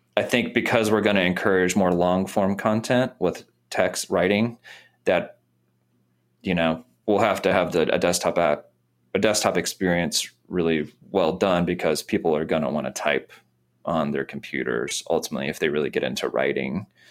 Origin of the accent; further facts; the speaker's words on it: Missouri, United States; moved away as an adult; now in Nashville, United States; I grew up in Missouri